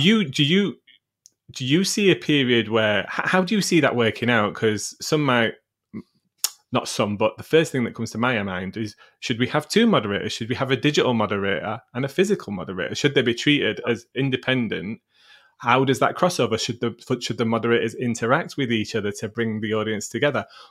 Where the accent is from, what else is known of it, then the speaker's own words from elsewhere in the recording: Sheffield, Yorkshire and the Humber, United Kingdom; Sheffield, which is my hometown